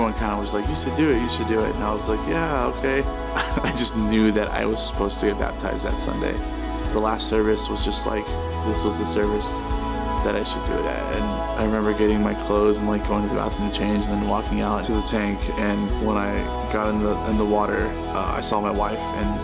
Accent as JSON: {"language": "English", "town": "Milwaukee", "region": "Wisconsin", "country": "United States", "tie": "born or raised there", "also_born_or_lived": "California", "said": "When I was about 6 years old, my parents uprooted us and moved us to Milwaukee, Wisconsin, where they became pastors."}